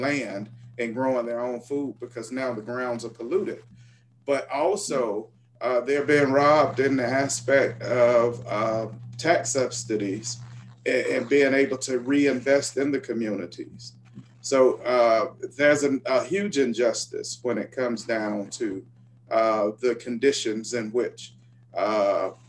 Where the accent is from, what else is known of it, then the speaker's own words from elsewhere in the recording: Atlanta, Georgia, United States; now in Birmingham, United States; I was born and raised in Atlanta, Georgia.